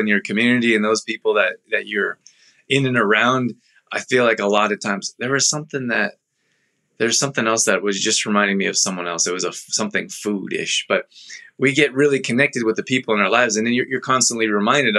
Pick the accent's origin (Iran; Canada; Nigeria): Canada; Calgary, Alberta; moved away; grew up in Calgary